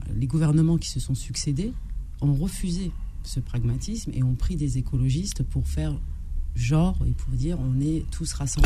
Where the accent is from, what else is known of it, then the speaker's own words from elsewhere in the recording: France; je suis française et j'ai des origines